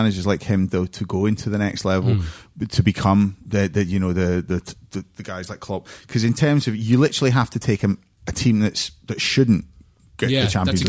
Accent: Scotland, United Kingdom; As a Scotsman

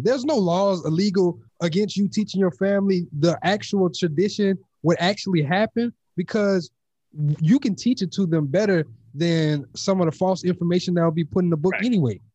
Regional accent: Louisiana, United States; moved away; also born or lived in Texas; I'm originally from Louisiana

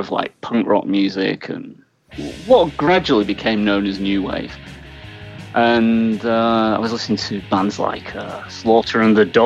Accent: Wigan, North West England, United Kingdom; moved away; I grew up in Northern England, in between Manchester and Liverpool, in a place called Wigan

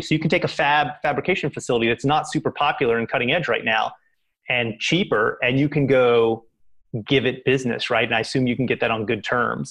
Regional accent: Kentucky, United States; now in Boston, United States; I grew up in Kentucky, which is right there by Indiana

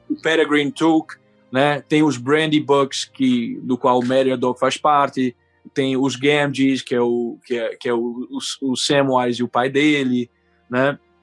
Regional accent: Recife, Pernambuco, Brazil; accent: recifense; moved away as an adult; also born or lived in Boston / Brooklyn, New York; now in United States; Eu sou natural de Recife, Pernambuco, e eu me mudei para cá em 2010.

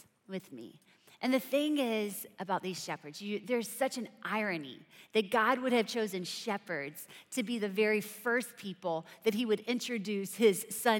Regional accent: South Carolina, United States; I'm from South Carolina

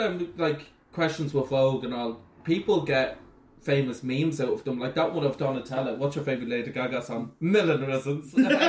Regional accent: Ballymun, Leinster, Ireland; But you have to say, disclaimer, I'm from Ballymun, so I can say that.

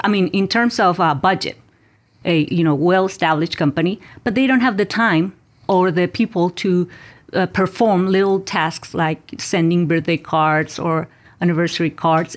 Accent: Mexico; moved away; I was born and raised in Mexico

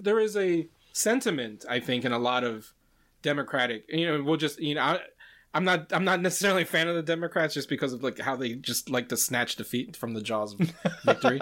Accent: Luray, Virginia, United States; look up Laray, Virginia, where I'm from

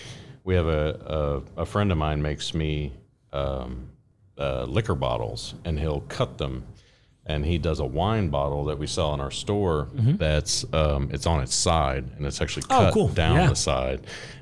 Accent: Owensville, Ohio, United States; we're from Owens, we're in Owensville, we live in Owensville, and that fair happens in our town

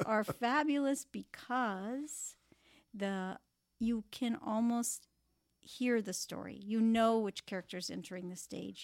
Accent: Palm Beach, Florida, United States; moved away as an adult; also born or lived in Kansas City / Cleveland; this is my hometown

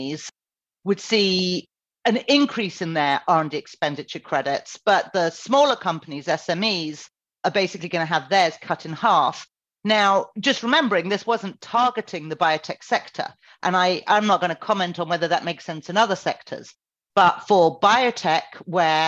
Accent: United Kingdom; now in United States

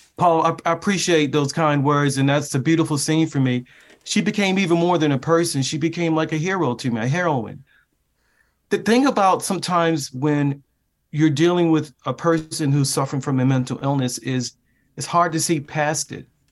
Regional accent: Baltimore, Maryland, United States; moved away; my hometown of Baltimore, Maryland, that took literally inside the neighborhood where I grew up.

